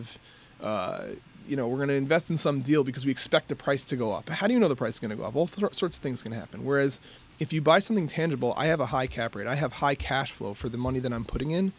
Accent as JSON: {"language": "English", "region": "New York", "country": "United States", "moved": "yes", "lives_now": "Detroit, United States", "said": "At heart, I'm a New Yorker."}